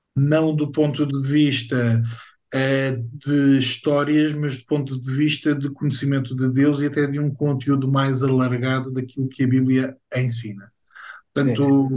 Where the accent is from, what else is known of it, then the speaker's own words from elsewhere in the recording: Portugal; não faz parte da minha identidade enquanto português